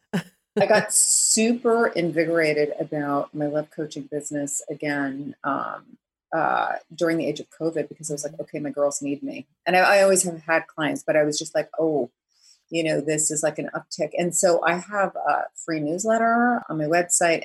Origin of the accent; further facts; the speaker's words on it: New Jersey, United States; also born or lived in New York City; I'm really from Jersey, exit nine, suburban